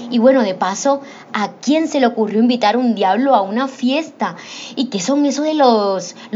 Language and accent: Spanish; Colombia